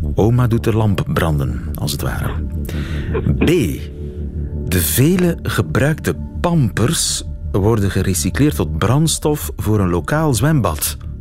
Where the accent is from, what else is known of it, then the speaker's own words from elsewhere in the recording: Flanders, Belgium; bij ons in Vlaanderen